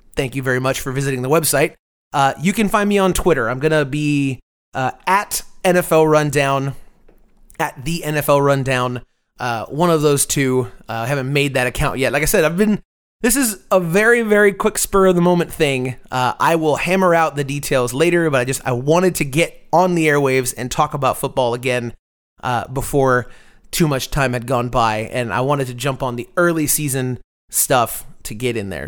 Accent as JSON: {"language": "English", "town": "Tampa", "region": "Florida", "country": "United States", "moved": "yes", "lives_now": "Austin, United States", "said": "I'm originally from Tampa, Florida"}